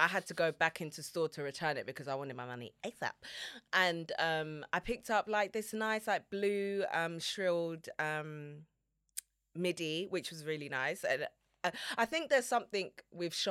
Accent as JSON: {"language": "English", "region": "London", "country": "United Kingdom", "said": "I'm from London"}